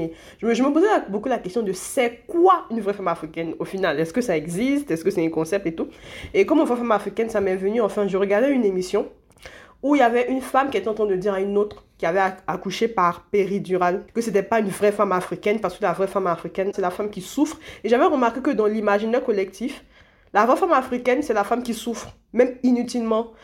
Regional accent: Côte d’Ivoire; je suis née en Côte d'Ivoire

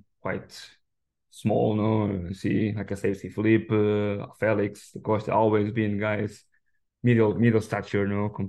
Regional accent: Coimbra, Coimbra District, Portugal; I grew up in Coimbra, yeah. So I used to, as a kid, when I was around 17, 18 years old, was just 3-4 gyms in the town.

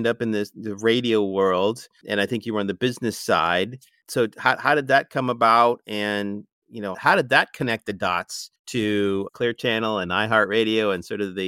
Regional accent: Boston, Massachusetts, United States; I grew up in Boston

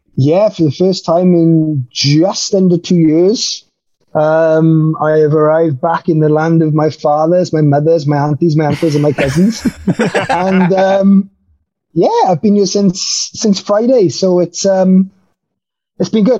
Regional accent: Wales, United Kingdom; moved away as an adult; also born or lived in the Valleys, Wales; now in Germany; I'm now a full fledged uh, German as well as a Welshman

